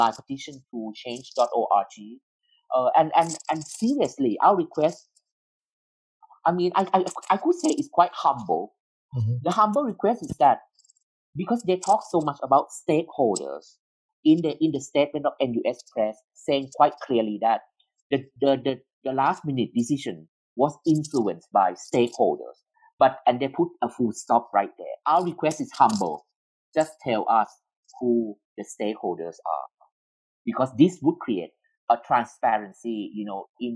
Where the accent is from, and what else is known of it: Thailand